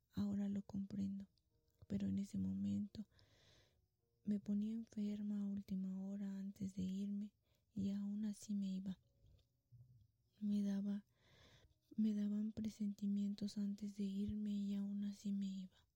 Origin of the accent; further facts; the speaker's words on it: Guanajuato, Mexico; Soy de Guanajuato, México